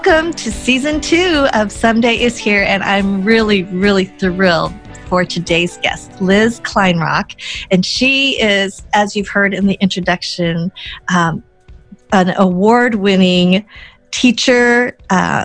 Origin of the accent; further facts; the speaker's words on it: Boulder, Colorado, United States; growing up in Boulder, Colorado. So I grew up and I was like a handful of Asians in my graduating class